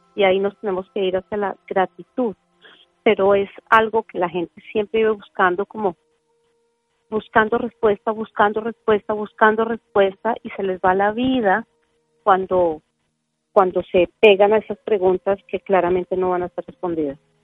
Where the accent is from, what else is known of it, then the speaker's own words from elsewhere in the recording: Colombia; yo nací en Colombia